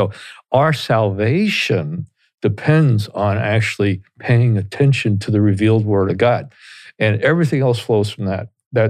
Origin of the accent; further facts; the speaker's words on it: Teaneck, New Jersey, United States; accent: Jersey; I love being in Northern New Jersey because I grew up here in Teaneck, New Jersey, and went to Bergen Catholic High School in Oradell, and my parents lived in Montvale for a while. And so I've lost my Jersey accent